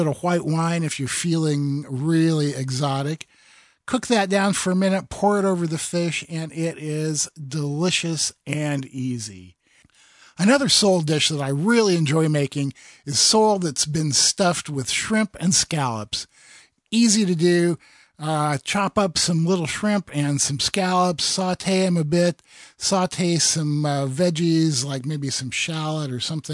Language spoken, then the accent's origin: English; Iowa, United States; now in Oregon, United States; I grew up in Iowa, in the middle of the Midwest